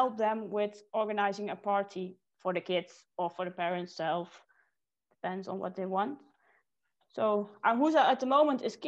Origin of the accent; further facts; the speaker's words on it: Netherlands; moved away as an adult; now in Switzerland; I'm from the Netherlands.